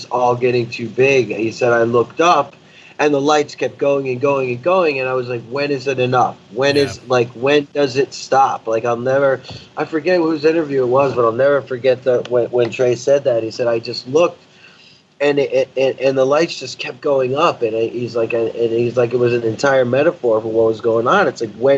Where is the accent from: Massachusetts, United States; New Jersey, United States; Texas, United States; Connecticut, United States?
Connecticut, United States; Hartford; my hometown show, Hartford